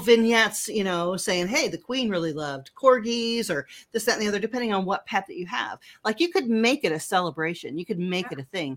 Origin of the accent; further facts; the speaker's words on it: United States; I'm so American